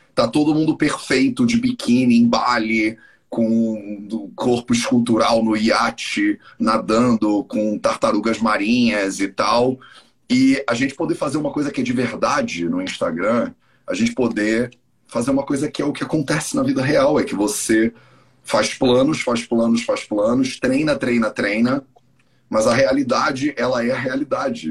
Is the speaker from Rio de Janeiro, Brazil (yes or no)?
yes; Rio de Janeiro, Brazil; moved away as an adult; also born or lived in India; Eu cresci no Rio de Janeiro